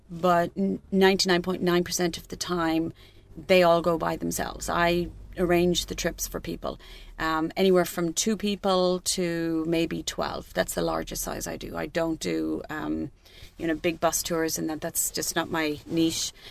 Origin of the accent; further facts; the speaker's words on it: Cork, Munster, Ireland; I'm from Cork.